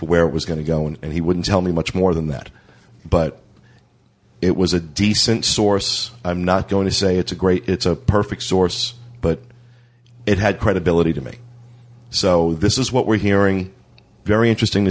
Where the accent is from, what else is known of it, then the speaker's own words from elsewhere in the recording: New Jersey, United States; now in Florida, United States; I come from New Jersey